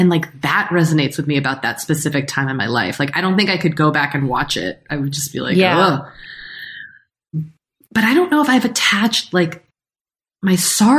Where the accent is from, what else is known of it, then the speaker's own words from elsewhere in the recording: Massachusetts, United States; now in California, United States; I am from Massachusetts and I live in California